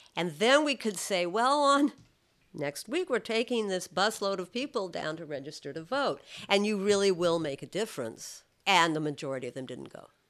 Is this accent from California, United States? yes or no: yes; California, United States; I'm from California